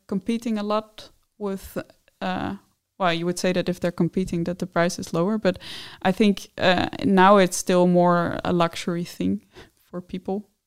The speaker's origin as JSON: {"language": "English", "country": "Netherlands", "moved": "as an adult", "lives_now": "Denmark", "said": "I'm from the Netherlands"}